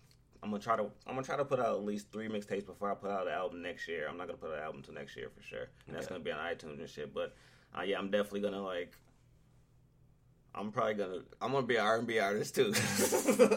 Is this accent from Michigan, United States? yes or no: yes; Mount Clemens, Michigan, United States; We come from the same place. Like, we're both from Mount Clemens